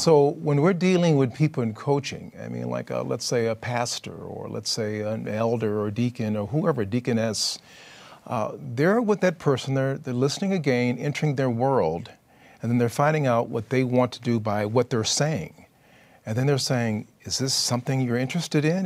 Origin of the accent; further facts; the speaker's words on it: California, United States; I'm from California